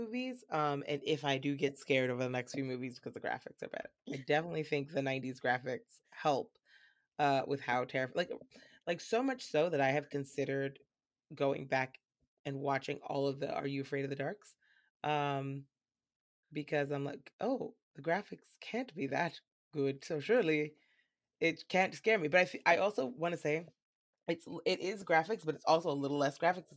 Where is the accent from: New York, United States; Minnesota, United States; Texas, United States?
New York, United States; I grew up with in New York